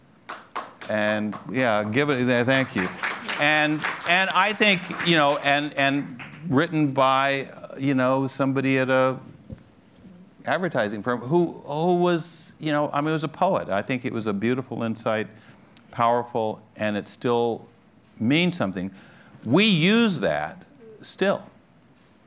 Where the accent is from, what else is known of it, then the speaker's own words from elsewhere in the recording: Los Angeles, California, United States; I grew up in Los Angeles, California, I was mentioning to you, in the 1940s and 50s and early 60s